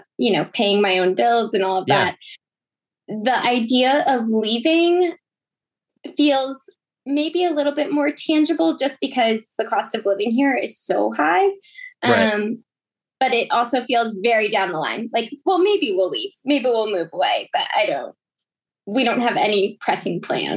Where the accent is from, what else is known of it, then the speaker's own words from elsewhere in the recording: New York, United States; Yeah, born and raised on Long Island. The only time that I left was for school.